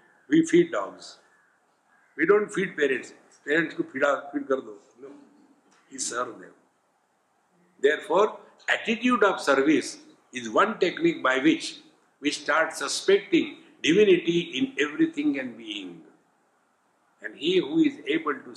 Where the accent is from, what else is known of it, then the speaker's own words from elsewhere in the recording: Varanasi, Uttar Pradesh, India; I am from Varanasi